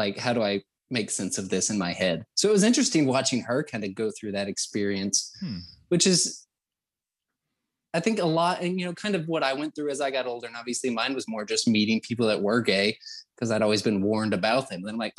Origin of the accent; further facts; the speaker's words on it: the Bible Belt, United States; now in north of Atlanta, United States; growing up in the Bible Belt. I was obviously Christian conservative growing up, super Southern Baptist